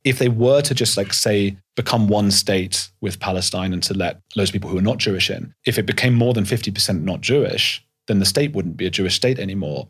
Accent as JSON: {"language": "English", "region": "London", "country": "United Kingdom", "tie": "born or raised there", "also_born_or_lived": "Leeds", "said": "I grew up in North London"}